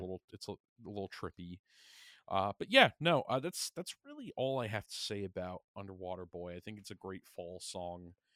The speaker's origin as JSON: {"language": "English", "area": "Long Island", "region": "New York", "country": "United States", "tie": "born or raised there", "said": "we're both from Long Island"}